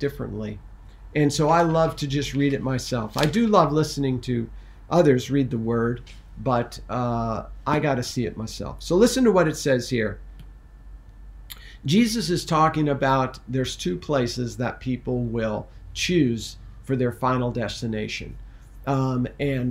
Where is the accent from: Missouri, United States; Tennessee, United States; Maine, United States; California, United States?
Missouri, United States; I was born in Missouri